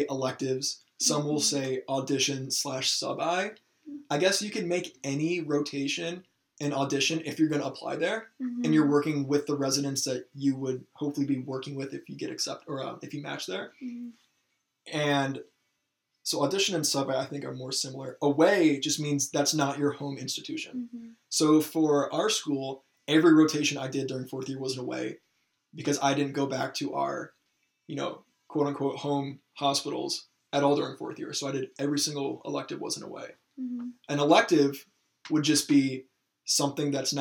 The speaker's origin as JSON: {"language": "English", "region": "Michigan", "country": "United States", "moved": "yes", "said": "I'm not from the area where our medical school is. I'm from Michigan."}